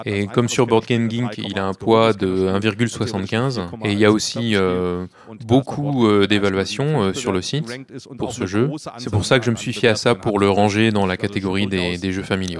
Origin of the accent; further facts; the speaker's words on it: Stuttgart, Baden-Württemberg, Germany; French is a second language; now in Cologne, Germany; je viens de Stuttgart, euh, je ähm, suis maintenant à Cologne